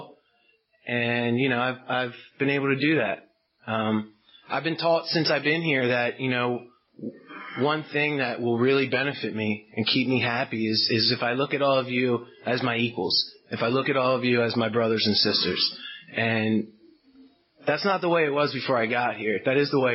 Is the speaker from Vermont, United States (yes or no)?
no; Baltimore, Maryland, United States; now in Westminster, United States; I'm from Baltimore, Maryland. I live out in Westminster now. So, when I go out of town, I say I'm from Baltimore because nobody knows Westminster.